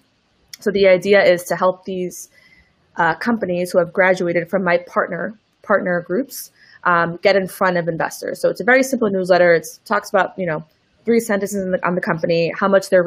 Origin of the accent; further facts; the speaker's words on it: New York City, New York, United States; moved away as an adult; also born or lived in Chile; I grew up in New York